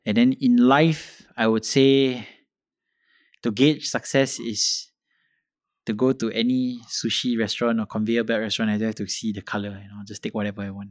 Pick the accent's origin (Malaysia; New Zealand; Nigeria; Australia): Malaysia; I should be speaking fluent Malay because I'm, I'm from Kebangsaan School